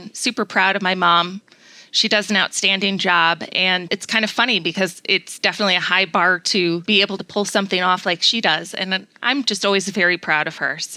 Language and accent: English; Chicago, Illinois, United States; moved away as an adult; now in Phoenix, United States; growing up in Chicago